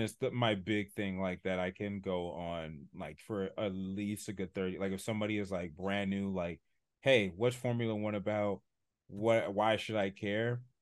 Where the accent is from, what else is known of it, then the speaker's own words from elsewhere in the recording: San Diego, California, United States; I grew up in San Diego, born and raised